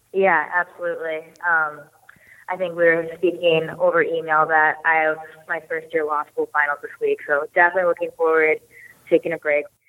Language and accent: English; Snohomish, Washington, United States; grew up and first started playing hockey in Snohomish, Washington, um, a little north of Seattle in the Pacific Northwest there